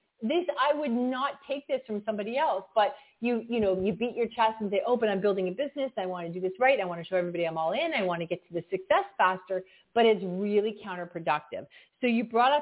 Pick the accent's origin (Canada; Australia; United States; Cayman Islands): Canada; I'm from Canada